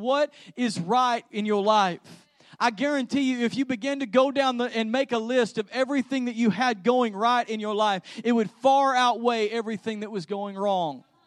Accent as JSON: {"language": "English", "region": "Texas", "country": "United States", "said": "we're from Texas"}